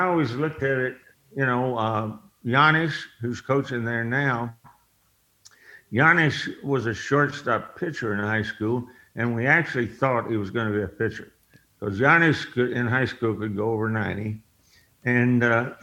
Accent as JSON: {"language": "English", "town": "Houston", "region": "Texas", "country": "United States", "said": "I was from Houston"}